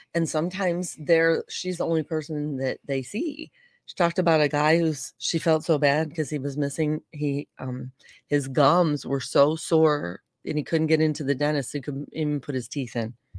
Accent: St. Louis, Missouri, United States; I'm from St. Louis

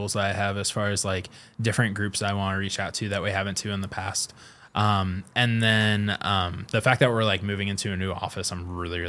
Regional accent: Kokomo, Indiana, United States; We're both from Kokomo.

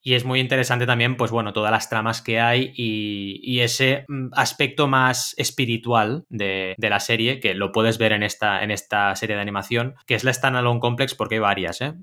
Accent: Barcelona, Catalonia, Spain; also born or lived in Mar del Plata, Argentina; como buen argentino de nacimiento, porque yo nací en Mar del Plata y llegué a Barcelona a los 8 años

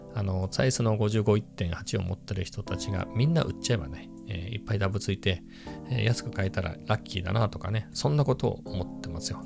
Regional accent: Ibaraki, Japan; now in Chiba, Japan; 茨城にも信号はあったけど、そんなにはねえよっていう、僕の地元だと

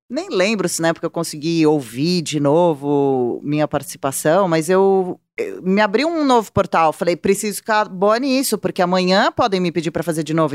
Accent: São Paulo, Brazil; eu sou jornalista, eu tenho 42 anos, sou de São Paulo

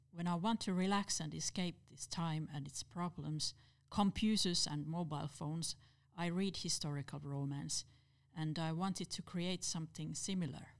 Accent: Turku, Southwest Finland, Finland; Turku is my hometown and I worked there as a librarian

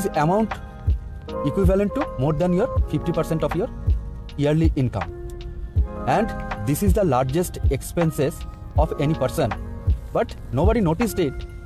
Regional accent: India; from India

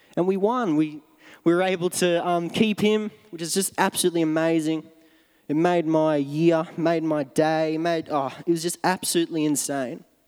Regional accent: Melbourne, Victoria, Australia; moved away; my hometown in Melbourne, in Australia.

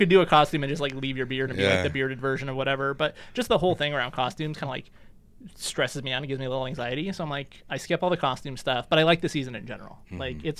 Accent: Reno, Nevada, United States; moved away as an adult; also born or lived in Oakland, California / El Cerrito, California; So I'm from Reno originally. So, nice. Like, I consider myself a, like, pretty serious devotee of the city of Reno.

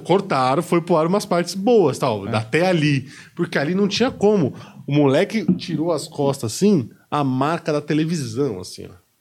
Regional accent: Brazil; A gente é brasileiro

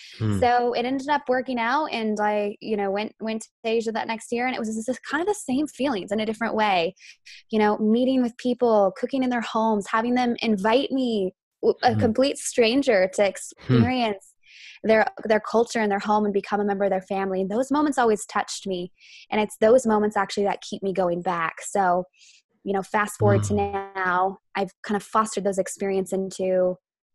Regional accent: Idaho, United States; I'm from Idaho.

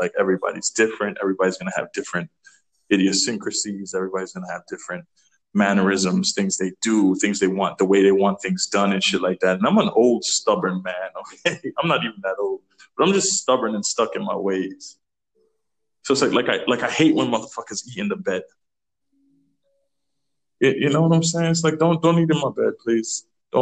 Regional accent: Trinidad & Tobago; moved away; I'm from Trinidad

